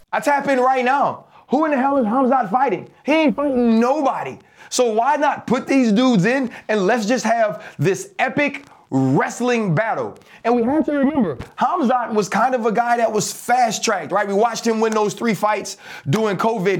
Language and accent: English; Louisiana, United States; we from the boot